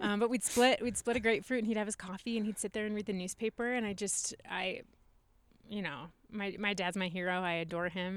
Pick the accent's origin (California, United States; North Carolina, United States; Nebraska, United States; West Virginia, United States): Nebraska, United States; moved away as an adult; also born or lived in Omaha / Fremont / Hastings / Aurora; I grew up in Nebraska